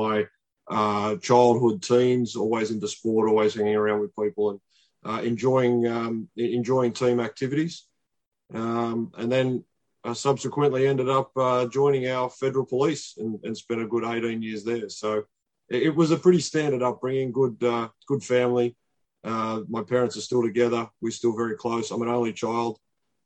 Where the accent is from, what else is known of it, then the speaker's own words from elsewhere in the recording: Sydney, New South Wales, Australia; a regular guy from Western Sydney. It's a working class area of New South Wales in Australia